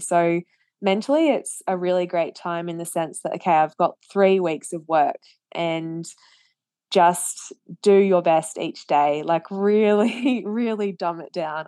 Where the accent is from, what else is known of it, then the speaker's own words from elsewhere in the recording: Australia; as an Australian